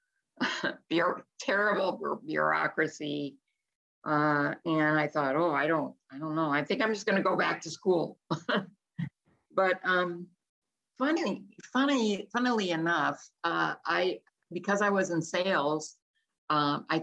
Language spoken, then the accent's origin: English; Chicago, Illinois, United States; moved away; also born or lived in Newport Beach, California / Florida; I was born in Chicago, and I studied business at Roosevelt University